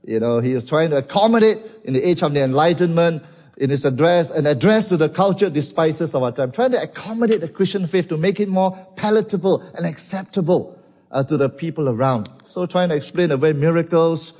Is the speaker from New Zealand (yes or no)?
no; Malaysia; from Malaysia.